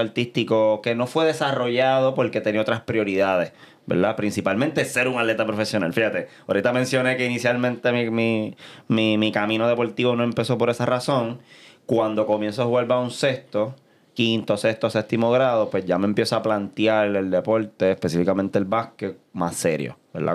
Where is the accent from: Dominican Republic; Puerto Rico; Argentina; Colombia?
Puerto Rico; Caguas; also born or lived in San Juan, Puerto Rico; Yo soy mitad sanjuanero y mitad cagüeño. Así que en aquel momento de mi vida vivía en Caguas